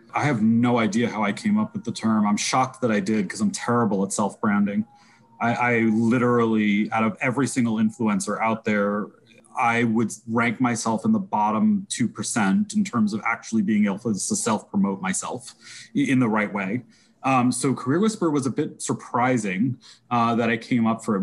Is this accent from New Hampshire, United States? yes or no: no; New York, United States; I'm definitely a New Yorker.